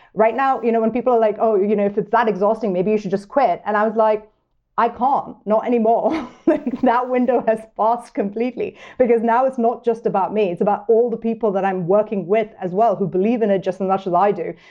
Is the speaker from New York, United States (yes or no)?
yes; New York, United States; moved away as an adult; now in Montana, United States; as a New Yorker